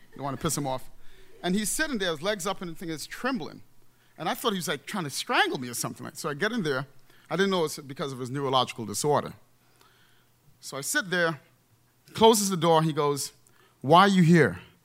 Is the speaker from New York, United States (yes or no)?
yes; New York, United States; also born or lived in Trinidad; I was born in Trinidad, and I grew up in the Bronx, New York